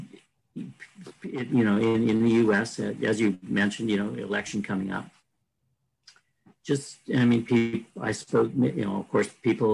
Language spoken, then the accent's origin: English; Canada; speaking as a Canadian